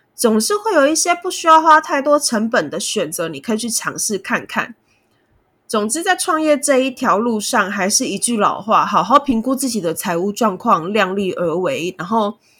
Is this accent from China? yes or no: no; Kaohsiung, Taiwan; now in Taipei, Taiwan; 我们的仓库设置在高雄，就是我的家乡